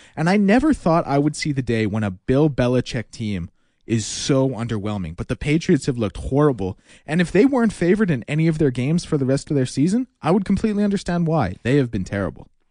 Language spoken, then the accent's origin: English; Edmonton, Alberta, Canada; also born or lived in Calgary; We had been in Edmonton for about three years at that point, two or three years